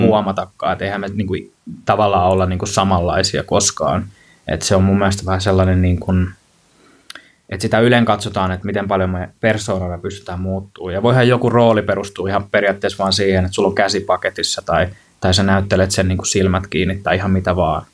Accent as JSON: {"language": "Finnish", "town": "Kankaanpää", "region": "Satakunta", "country": "Finland", "moved": "as an adult", "said": "siellä Kankaan päässä, mistä mä kotosin"}